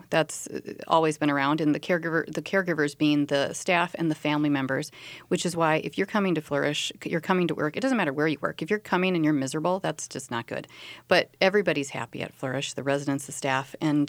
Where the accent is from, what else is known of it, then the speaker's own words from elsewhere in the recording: North Dakota, United States; Oh, and North Dakota too, which is my home state.